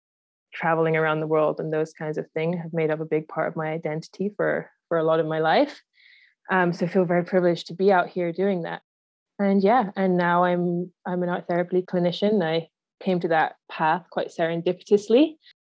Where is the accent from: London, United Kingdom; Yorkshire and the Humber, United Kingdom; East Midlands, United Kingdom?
Yorkshire and the Humber, United Kingdom; also born or lived in Aberdeen, Scotland; now in Canada; I was born in Aberdeen in Scotland and then moved down to Yorkshire in Northern England when I was 7 years old. But then my dad still lived in Scotland. So I really did kind of grow up moving between the two places